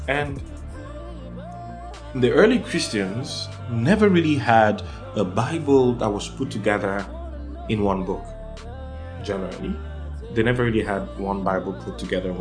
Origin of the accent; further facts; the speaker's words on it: Nigeria; first language Yoruba; English is a second language; I'm from Nigeria.